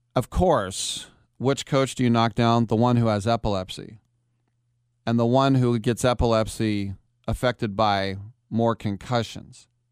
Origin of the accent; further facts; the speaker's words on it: Bayonne, New Jersey, United States; I'm from Bayonne, New Jersey